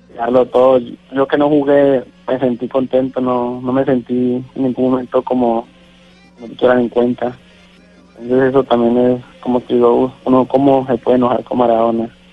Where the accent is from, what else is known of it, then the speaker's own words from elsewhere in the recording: Guacarí, Valle del Cauca, Colombia; moved away as an adult; also born or lived in Tijuana, Mexico; now in Sinaloa, Mexico; Yo soy de Guacari Valle